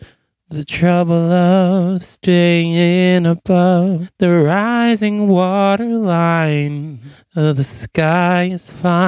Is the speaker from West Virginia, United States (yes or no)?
no; New York, United States; Sorry, I'm from New York.